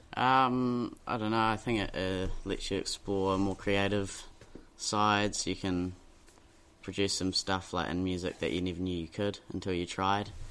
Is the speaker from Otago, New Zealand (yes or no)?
yes; Dunedin, Otago, New Zealand; I grew up in Dunedin. I've been here my whole life.